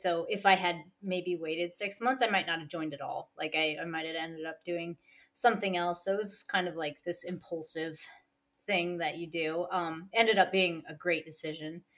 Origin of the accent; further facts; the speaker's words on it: Iowa, United States; I am originally from Iowa, which nobody ever knows where that is